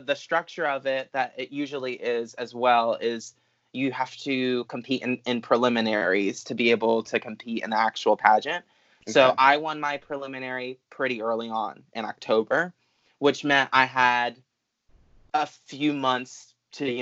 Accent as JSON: {"language": "English", "area": "near Atlantic City", "region": "Southern New Jersey", "country": "United States", "tie": "born or raised there", "moved": "as an adult", "said": "I'm from Southern New Jersey. I usually, you know, give directionally where I'm from because that's a lot easier. But near the shore, like near Atlantic City, it's very small. It was basically a farm town"}